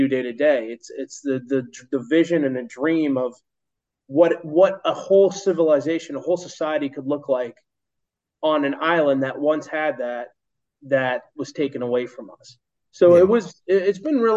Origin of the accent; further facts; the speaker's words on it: Bolton, Massachusetts, United States; I grew up in Bolton, Massachusetts, which is a nice town